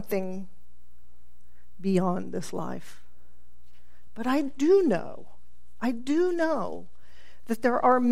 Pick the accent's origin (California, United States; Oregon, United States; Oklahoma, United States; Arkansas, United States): Oklahoma, United States; Tulsa; I grew up in Tulsa during this rise of televangelism